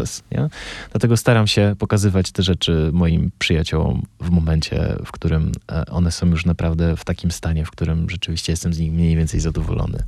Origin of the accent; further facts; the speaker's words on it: Bielsko-Biała, Silesian Voivodeship, Poland; ja się wychowałem w Bielsku Białej